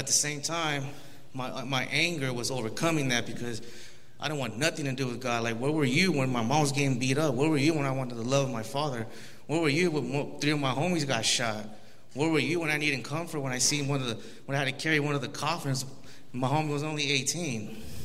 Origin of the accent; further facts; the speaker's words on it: Los Angeles, California, United States; I was born in Los Angeles, California, 1987.